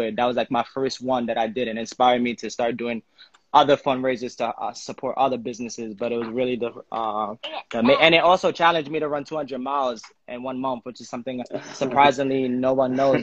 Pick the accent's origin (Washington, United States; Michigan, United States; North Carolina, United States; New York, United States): New York, United States; New York City; also born or lived in Bushwick / Ridgewood / Bed-Stuy / Haiti (ancestry); I'm born and raised in Brooklyn